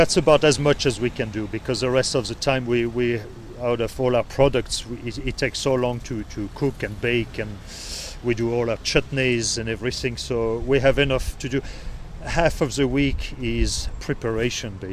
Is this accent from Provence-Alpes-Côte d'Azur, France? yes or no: no; Brittany, France; English is a second language; moved away as an adult; now in Ireland; I'm from Brittany, which is the Celtic part of France